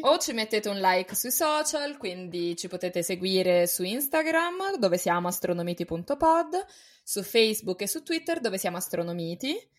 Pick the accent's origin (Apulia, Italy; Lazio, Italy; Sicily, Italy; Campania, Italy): Lazio, Italy; Rome; Io sono cresciuta a Roma